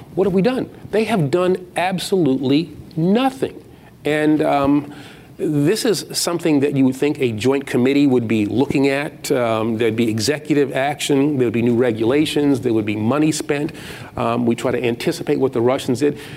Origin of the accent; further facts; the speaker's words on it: New York City, New York, United States; I'm from Queens